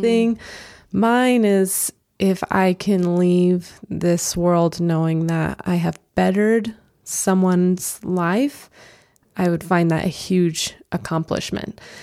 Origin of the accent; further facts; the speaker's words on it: Albuquerque, New Mexico, United States; now in Idaho, United States; I am originally from Albuquerque, New Mexico, and moved up to Idaho in about 2012